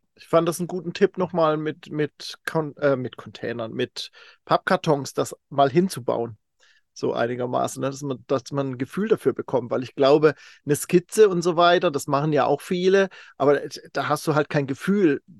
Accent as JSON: {"language": "German", "area": "Kaiserstuhl", "region": "Baden-Württemberg", "country": "Germany", "tie": "born or raised there", "moved": "yes", "said": "Ich komme ursprünglich vom Kaiserstuhl"}